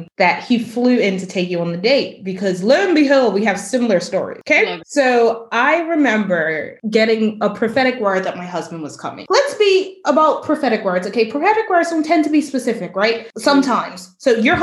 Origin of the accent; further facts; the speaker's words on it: Bermuda; my island